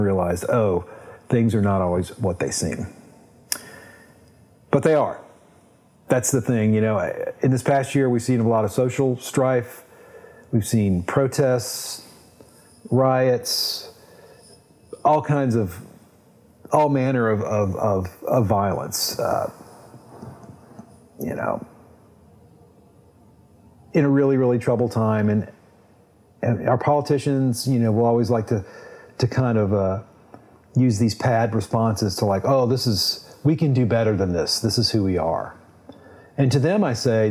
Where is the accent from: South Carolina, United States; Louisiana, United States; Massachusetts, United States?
Louisiana, United States; Baton Rouge; growing up in Baton Rouge, going to the LSU football games with my grandfather